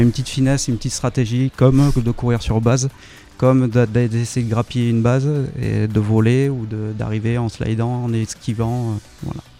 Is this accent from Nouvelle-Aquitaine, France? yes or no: yes; Bordeaux, Nouvelle-Aquitaine, France; moved away; also born or lived in Pau; Je viens de Bordeaux.